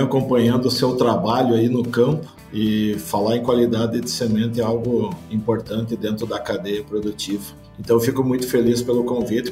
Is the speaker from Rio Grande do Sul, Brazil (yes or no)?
yes; Passo Fundo, Rio Grande do Sul, Brazil; moved away as an adult; now in São Paulo, Brazil; Eu sou formado, eu sou nascido então na cidade de Passo Fundo. Fui criado